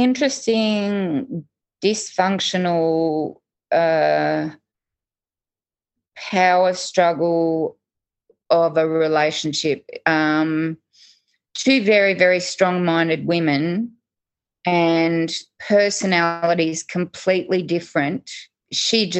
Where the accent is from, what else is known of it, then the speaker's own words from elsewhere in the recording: Sydney, New South Wales, Australia; moved away; born and raised lower north shore of Sydney